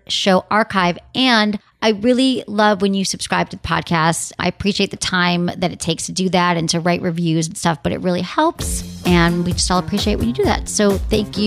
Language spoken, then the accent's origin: English; Detroit, Michigan, United States; Detroit, my hometown